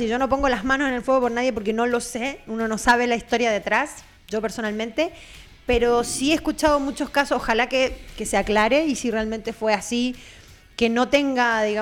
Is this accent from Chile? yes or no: yes; Chile; yo, por nadie. yo como chileno, por nadie.